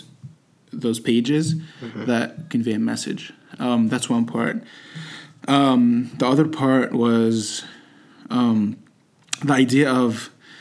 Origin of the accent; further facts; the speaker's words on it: Egypt; English is a second language; moved away as an adult; now in United States; I've been born and raised in Egypt. I came here when I was 19.